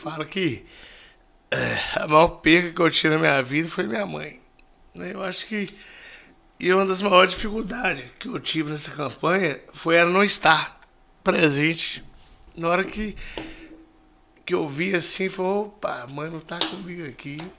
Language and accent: Portuguese; Rio Casca, Minas Gerais, Brazil; Sou de Rio Casca. Poderia ser o quê? Sou Rio Casquense.